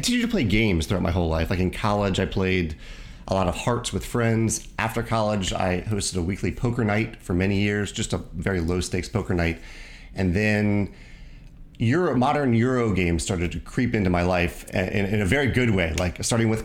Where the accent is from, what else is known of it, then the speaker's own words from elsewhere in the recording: Virginia, United States; now in Missouri, United States; I grew up in Virginia